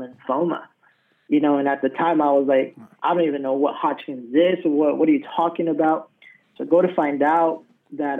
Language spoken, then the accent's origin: English; Colorado, United States; also born or lived in San Antonio, Texas; now in Rio Grande Valley, United States; I'm originally from Colorado. That's where I was raised